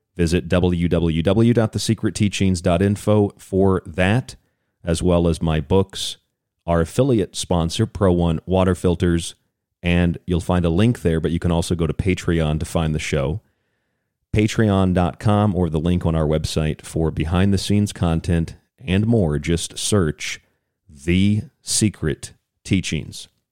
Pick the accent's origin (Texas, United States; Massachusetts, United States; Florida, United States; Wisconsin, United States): Florida, United States; St. Petersburg; I grew up in Florida